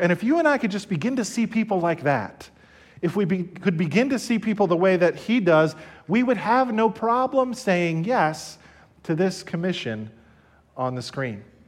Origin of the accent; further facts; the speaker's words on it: Somerset County, New Jersey, United States; I'm from New Jersey. I was born and raised here in Somerset County.